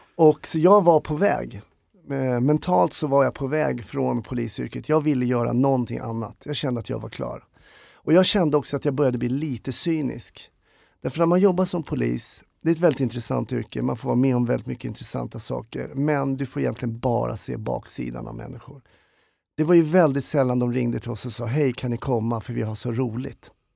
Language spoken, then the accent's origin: Swedish; Stockholm, Stockholm County, Sweden; Jag är en stockholmare, glad skit, uppvuxen i Enskede